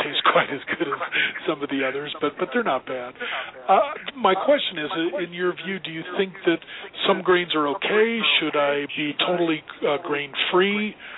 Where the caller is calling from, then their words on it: Los Angeles, California, United States; Calling from L.A.